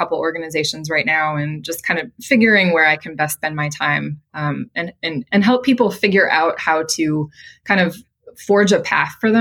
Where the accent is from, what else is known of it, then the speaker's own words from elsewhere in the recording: Midwest, United States; moved away as an adult; now in Boston, United States; I'm from the Midwest. And so I had a very kind of traditional Midwest upbringing, I would say there. Grew up on a farm